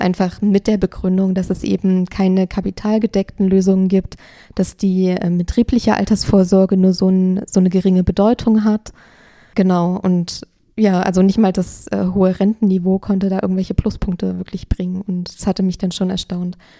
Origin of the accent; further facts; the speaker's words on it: Germany; bei uns in Deutschland